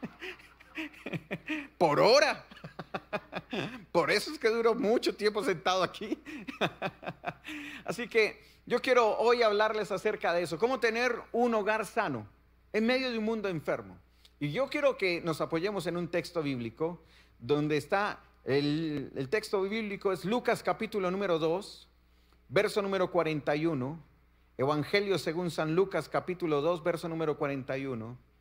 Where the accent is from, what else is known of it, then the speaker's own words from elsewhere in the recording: Colombia; vengo de la bella tierra de Colombia